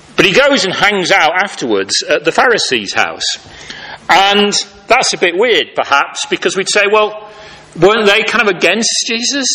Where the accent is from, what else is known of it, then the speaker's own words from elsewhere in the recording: United Kingdom; as British people, often, at least in the cultures that I grew up